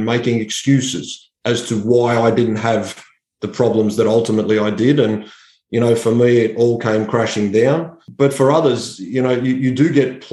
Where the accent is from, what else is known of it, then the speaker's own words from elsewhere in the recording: Sydney, New South Wales, Australia; I grew up in Western Sydney